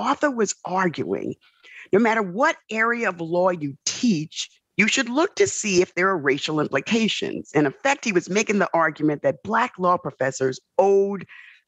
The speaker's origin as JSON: {"language": "English", "town": "New York City", "region": "New York", "country": "United States", "tie": "born or raised there", "said": "born and raised in the South Bronx"}